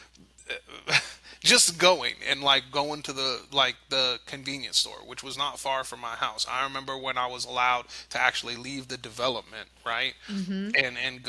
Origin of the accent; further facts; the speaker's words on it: South Florida, United States; we grew up in South Florida